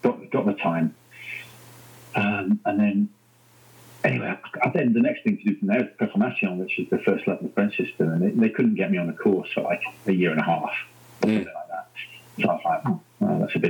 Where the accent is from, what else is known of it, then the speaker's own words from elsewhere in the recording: Manchester, North West England, United Kingdom; moved away; I'm from South Manchester